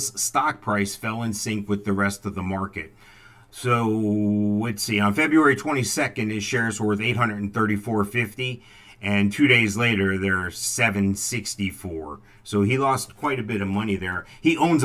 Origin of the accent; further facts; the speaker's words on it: Northeast, United States; moved away; growing up in the Northeast